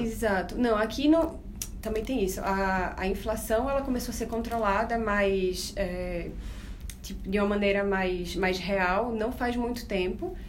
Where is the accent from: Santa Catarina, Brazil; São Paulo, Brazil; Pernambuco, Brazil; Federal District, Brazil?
Pernambuco, Brazil; Recife; accent: nordestino; moved away as an adult; now in Buenos Aires, Argentina; eu sou recifense, vocês vão notar pelo sotaque também